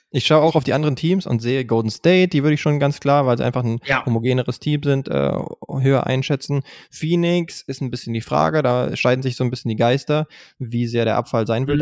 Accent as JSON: {"language": "German", "country": "Germany", "said": "wir als Deutsche"}